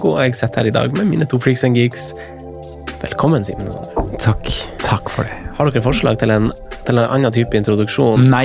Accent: Eastern Norway, Norway; Hun er derfra, jeg kommer jo fra, fra Østlandet

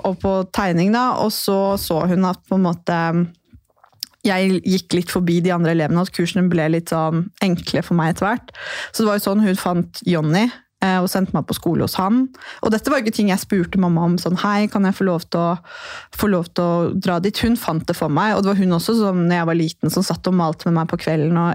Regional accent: Porsgrunn, Telemark, Norway; Og vi to vi er jo fra samme sted. Ja. Vi er fra Porsgrunn.

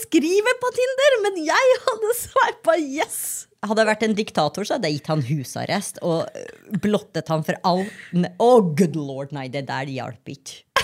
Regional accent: Grong, Trøndelag, Norway; moved away; Når jeg var hjemme i Grong

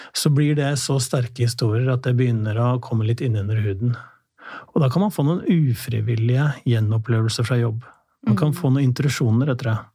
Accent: Drammen, Buskerud, Norway; Jeg er fra Drammen

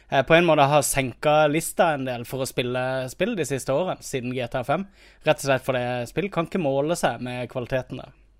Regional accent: Kristiansand, Agder, Norway; moved away; jeg har vært hjemme i Kristiansand

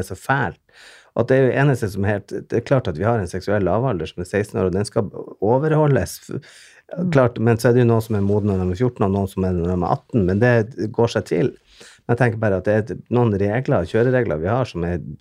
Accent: Bodø, Nordland, Norway; Jeg kommer jo fra Bodø, som er en eh, en eh, ja, liten

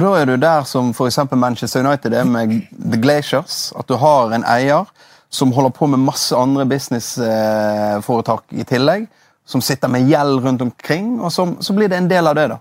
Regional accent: Bergen, Vestland, Norway; also born or lived in Osterøy / Nordhordland; Jeg er oppvokst i Loddefjord. Og det er jo eh, drabantby og asfaltjungel eh, ti minutter utenfor Bergen sentrum.

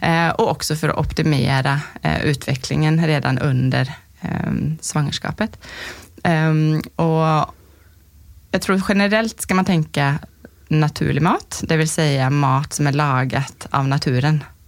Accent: Sweden; now in Lierskogen, Norway; jag är svensk som du kan höra.

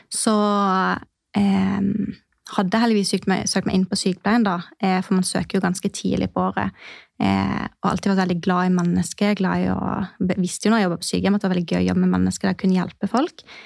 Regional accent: Mandal, Agder, Norway; moved away as an adult; now in Kristiansand, Norway; Jeg kommer eh, egentlig fra Mandal, eh, en time, trygg kvarter fra Kristiansand. Men har bodd i Kristiansand de siste eh, seks årene.

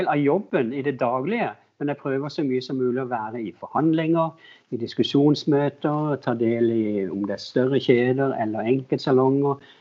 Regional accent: Agder, Norway; moved away as an adult; now in Oslo, Norway; Jeg flytta inn fra, fra Sørlandet da jeg var litt yngre, yngre voksen. og og jeg jobba i Loreal også mens jeg var på Sørlandet

